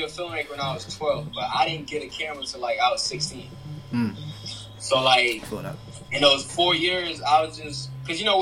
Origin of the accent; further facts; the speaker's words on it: Nashville, Tennessee, United States; also born or lived in New York City, United States / Senegal; I guess you could say Nashville. I mean, I wasn't born here originally. I was born in New York City